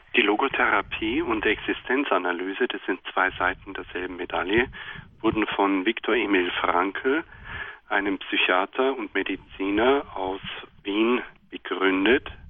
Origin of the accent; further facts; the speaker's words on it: Germany; bis dato leben wir in Deutschland